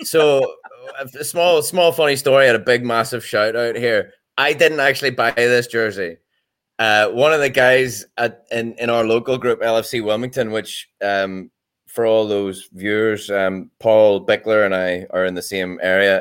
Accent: Ireland; as an Irishman

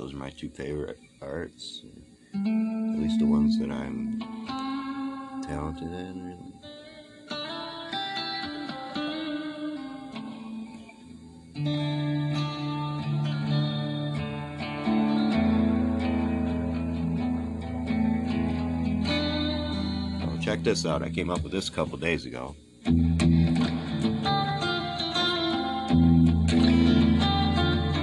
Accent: Detroit, Michigan, United States; also born or lived in Pontiac, Michigan; I am from Detroit, Michigan.

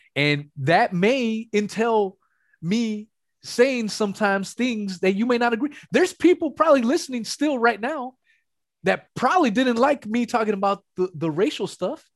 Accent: West Coast, United States; I'm from the West Coast

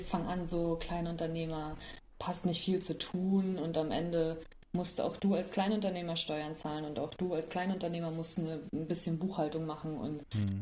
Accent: Germany; Ich war halt ein Deutsche

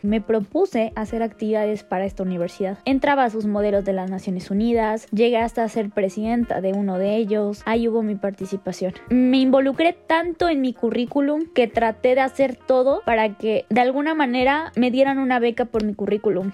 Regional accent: Mexico; somos muchos mexicanos que buscan una oportunidad

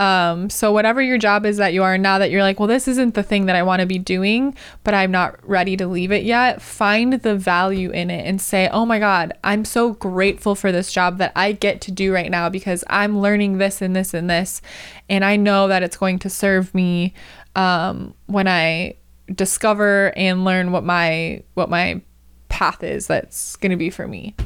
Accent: Wisconsin, United States; now in California, United States; first moved to California, 'cause I'm from Wisconsin

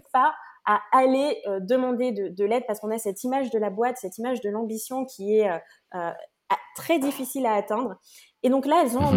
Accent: French Guiana; je viens de Guyane

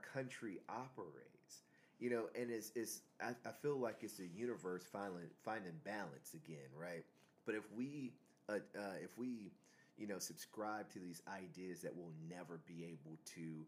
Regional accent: Aiken, South Carolina, United States; I grew up in Aiken, South Carolina

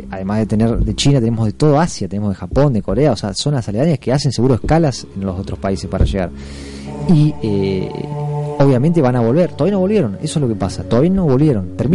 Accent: Argentina; Nosotros como argentinos siempre muy confiados.

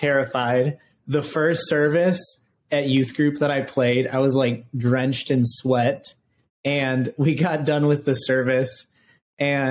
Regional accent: Rockford, Illinois, United States; I grew up in Rockford, Illinois.

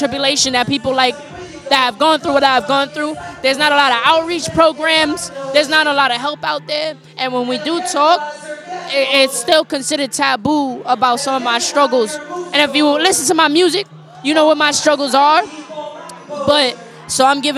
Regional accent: New York City, New York, United States; I'm from the Bronx, New York, really uptown, Kingsbridge, Fordham area

